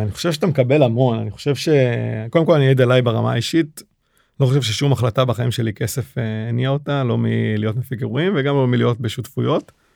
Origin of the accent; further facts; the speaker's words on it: Israel; accent: Israeli; הישראלי, עם מבטא שעד היום אני מתגאה בו